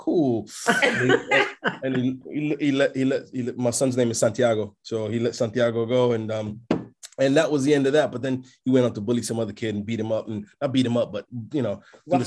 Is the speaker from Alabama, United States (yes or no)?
no; New York, United States; English is a second language; moved away; also born or lived in Toronto, Canada; my formative years or where I really learned English, because it's not my first language, was in New York, so in Brooklyn